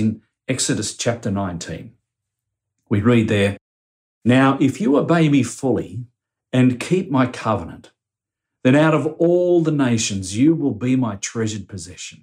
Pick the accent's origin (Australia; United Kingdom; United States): Australia; as Australian Christians